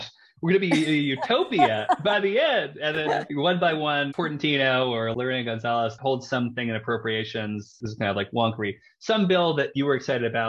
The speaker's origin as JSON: {"language": "English", "town": "Baltimore", "region": "Maryland", "country": "United States", "tie": "born or raised there", "said": "my hometown of Baltimore"}